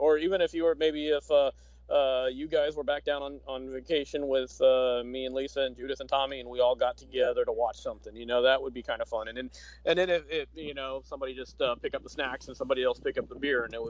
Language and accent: English; Orlando, Florida, United States; I grew up in Orlando, of course.